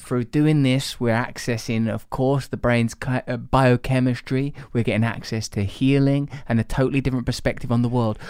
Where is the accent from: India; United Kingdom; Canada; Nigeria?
United Kingdom; England; I'm English